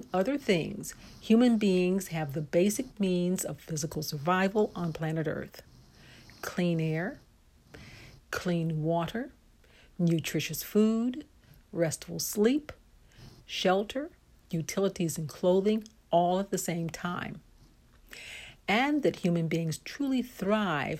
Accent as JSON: {"language": "English", "area": "Lake County", "region": "Indiana", "country": "United States", "moved": "yes", "lives_now": "Porter County, Indiana, United States", "said": "I'm originally from Lake County"}